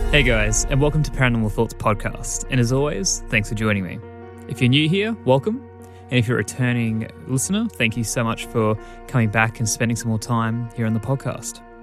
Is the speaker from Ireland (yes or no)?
no; Australia; I, as an Australian